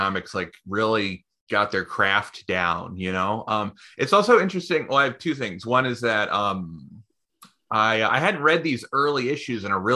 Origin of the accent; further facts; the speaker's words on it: Bay Area, California, United States; moved away as an adult; also born or lived in Portland; I grew up in, you know, like the Bay Area in the 90s